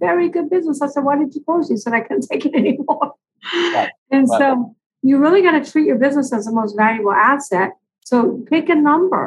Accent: Long Beach, California, United States; I'm actually from Long Beach, California

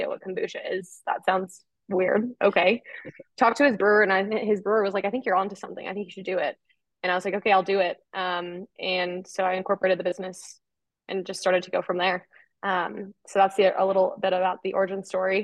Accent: Minnesota, United States; moved away as an adult; now in Denver, United States; So I'm originally from Minnesota, grew up in the Midwest

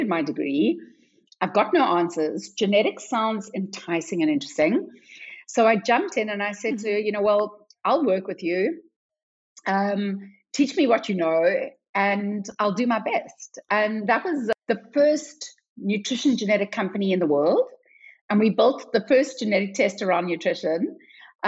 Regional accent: South Africa; moved away as an adult; also born or lived in London; because I'm South African

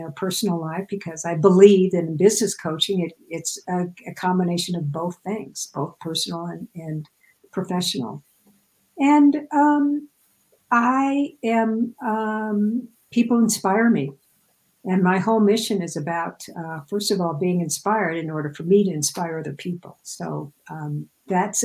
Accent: Midwest, United States; And I grew up in the Midwest, so everything is flat as a pancake there.

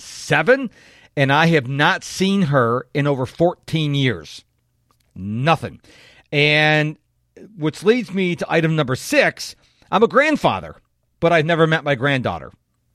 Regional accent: North Chili, New York, United States; now in Houston, United States; I moved from Rochester, New York, down to Houston, Texas, where I currently live, in July of 1997. Now, I say Rochester, New York, because I would be very grateful if you have heard of Rochester, New York. But I lived in a little town off to the west of Rochester called North Chalai

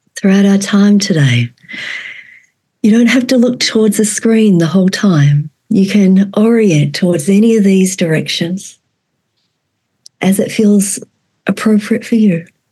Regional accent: Australia; moved away as an adult; also born or lived in Vietnam; now in Fairbanks, United States; And I was born in Vietnam and raised in Australia. I'm a former child refugee.

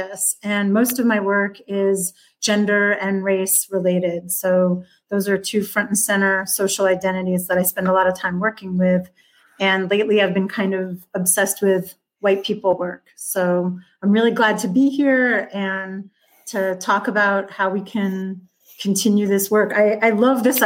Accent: Westchester County, New York, United States; born or raised there

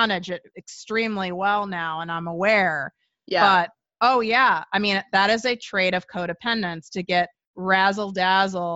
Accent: Chicago, Illinois, United States; I'm from Chicago.

